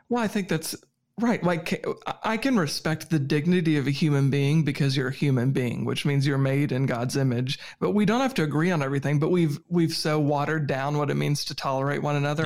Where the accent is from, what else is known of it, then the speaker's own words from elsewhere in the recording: Virginia, United States; I'm from Virginia